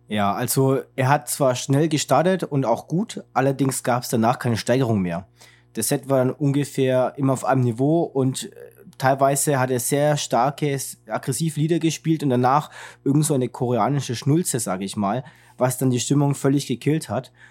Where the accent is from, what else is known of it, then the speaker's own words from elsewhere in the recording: Germany; als Deutscher